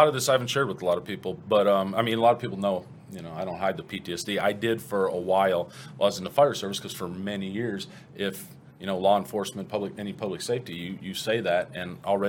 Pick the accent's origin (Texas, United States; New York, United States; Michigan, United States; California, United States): Texas, United States; The Colony; also born or lived in Cleveland, Ohio / Chicago, Illinois; I was born in Cleveland, Ohio. When I was 9, my family moved here to actually the Colony, Texas, back when the Colony was just a little farming community. Grew up there, went to Louisville High, and then I went off in the military.